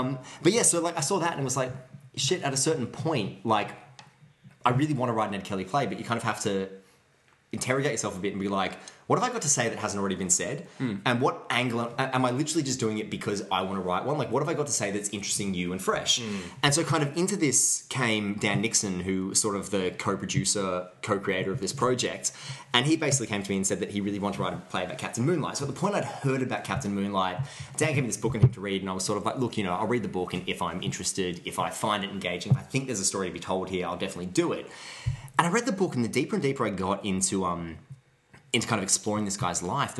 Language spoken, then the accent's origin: English; Mansfield, Victoria, Australia; I grew up in Mansfield